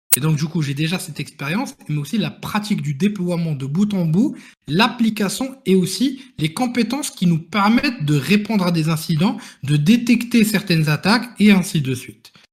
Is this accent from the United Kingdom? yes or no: no; Morocco; moved away as an adult; now in France; je venais du Maroc